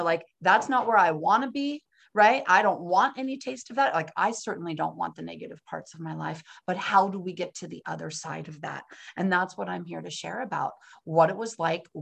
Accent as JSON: {"language": "English", "town": "San Francisco", "region": "California", "country": "United States", "moved": "yes", "lives_now": "Pennsylvania, United States", "said": "I'm from San Francisco, California, which is on the other side of the country. Here I am in Pennsylvania"}